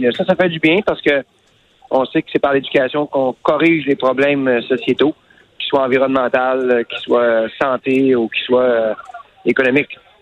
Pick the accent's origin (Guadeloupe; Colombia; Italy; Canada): Canada; L'Anse-Saint-Jean, Quebec; mon village natal à Anse-Saint-Jean